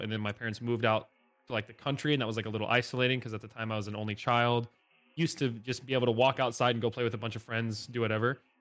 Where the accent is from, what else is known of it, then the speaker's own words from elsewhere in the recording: Northeast Indiana, United States; moved away as an adult; now in Nashville, United States; I grew up in Northeast Indiana, pretty much the middle of nowhere, small town.